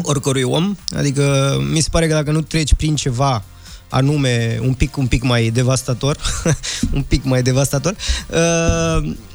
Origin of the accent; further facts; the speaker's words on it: Transylvania, Romania; now in Bucharest, Romania; fiind un băiat uh, ardelean venit în București